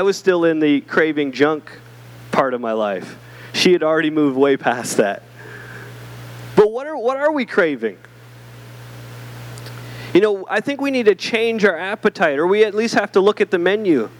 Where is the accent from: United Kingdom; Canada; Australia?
Canada; now in Southern United States; I'm Canadian, but I became American recently